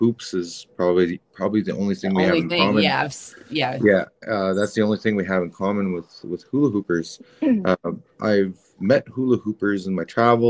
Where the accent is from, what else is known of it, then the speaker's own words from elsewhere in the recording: Canada; I'm a Canadian dude with an American first name, a French last name, and I'm indigenous